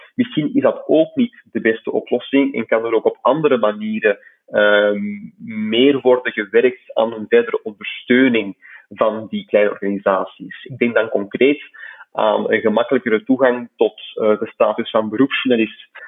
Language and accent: Dutch; Flanders, Belgium; bij ons in Vlaanderen